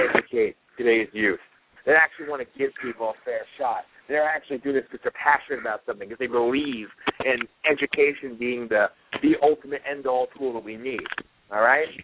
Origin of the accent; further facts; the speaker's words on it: United States; We pay enough as American workers